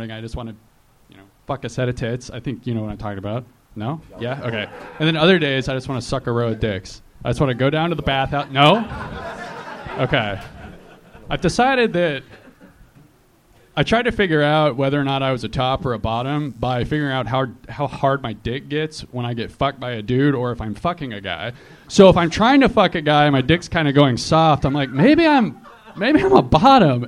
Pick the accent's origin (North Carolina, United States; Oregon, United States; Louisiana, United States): Oregon, United States; now in Sacramento, United States; I actually am from Oregon